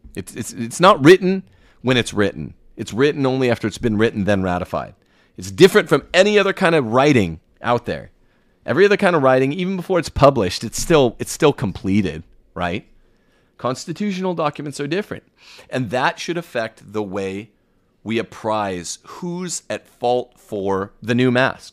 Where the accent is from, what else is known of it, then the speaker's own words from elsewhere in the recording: United States; As an American